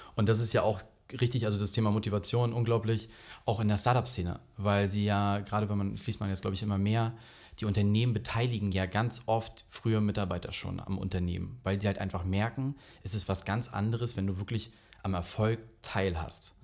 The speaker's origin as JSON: {"language": "German", "area": "Rügen", "region": "Mecklenburg-Vorpommern", "country": "Germany", "tie": "born or raised there", "said": "ich bin halt auf Rügen aufgewachsen"}